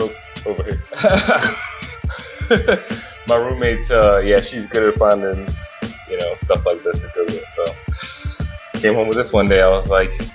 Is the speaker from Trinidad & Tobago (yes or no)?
yes; Trinidad & Tobago; I'm from Trinidad.